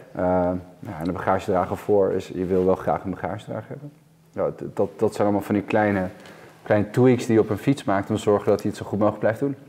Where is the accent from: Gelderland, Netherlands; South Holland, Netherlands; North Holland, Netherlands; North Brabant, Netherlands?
North Holland, Netherlands; Amsterdam; ik kom hier zelf ook uit Amsterdam